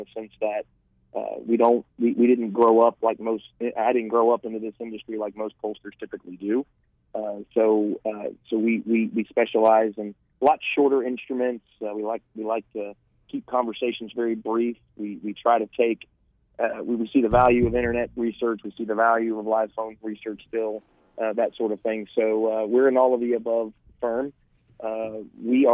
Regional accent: Florida, United States; my home state of Florida

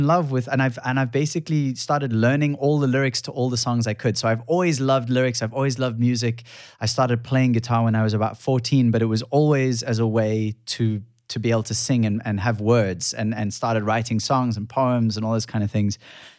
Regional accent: Cape Town, Western Cape, South Africa; So I grew up in Cape Town, but surfing a lot.

